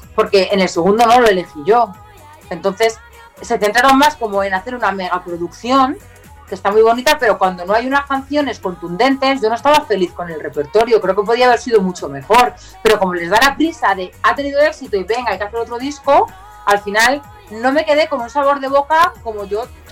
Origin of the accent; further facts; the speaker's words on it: Leganés, Community of Madrid, Spain; yo era de Leganés